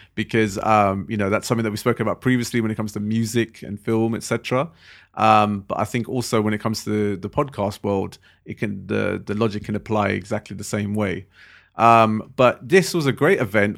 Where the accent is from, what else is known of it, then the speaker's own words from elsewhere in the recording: London, United Kingdom; we're also from London.